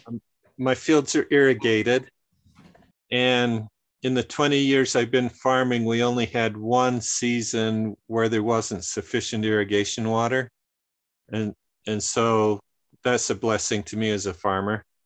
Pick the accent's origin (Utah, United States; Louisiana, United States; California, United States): Utah, United States; northern; my family grew up in the mountains of northern Utah